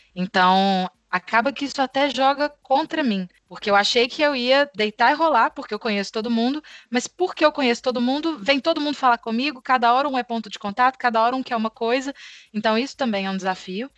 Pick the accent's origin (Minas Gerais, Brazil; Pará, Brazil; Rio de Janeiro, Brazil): Minas Gerais, Brazil; Belo Horizonte; accent: Minas; sou natural de Belo Horizonte